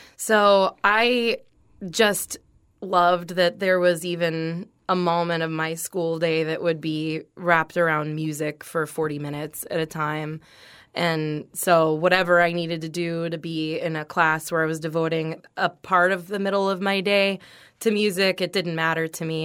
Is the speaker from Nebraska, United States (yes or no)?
no; North Port, Florida, United States; also born or lived in Venice, Florida; I grew up in Northport, Florida, which is about an hour north of here